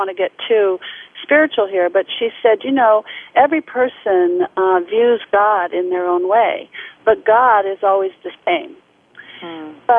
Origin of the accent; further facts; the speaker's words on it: United States; I was the only one from the United States in that particular symposium.